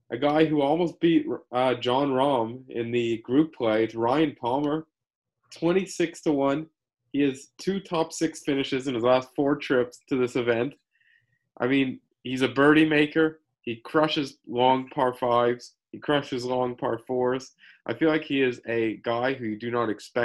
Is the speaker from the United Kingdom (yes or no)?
no; Canada; As a Canadian